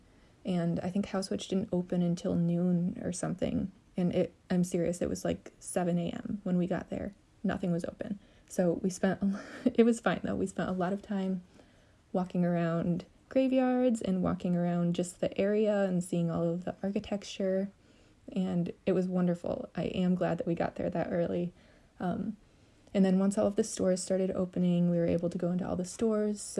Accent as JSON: {"language": "English", "region": "Michigan", "country": "United States", "tie": "born or raised there", "said": "I grew up in Michigan"}